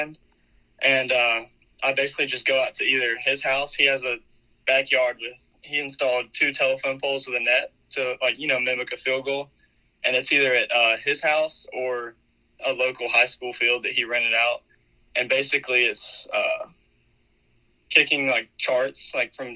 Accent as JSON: {"language": "English", "town": "Dothan", "region": "Alabama", "country": "United States", "tie": "born or raised there", "said": "Dothan, Alabama, my hometown"}